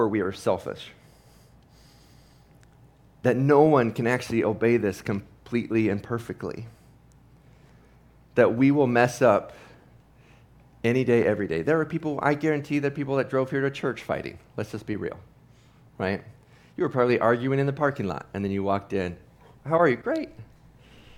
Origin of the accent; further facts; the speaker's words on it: Ohio, United States; growing up in Ohio, big Ohio State fan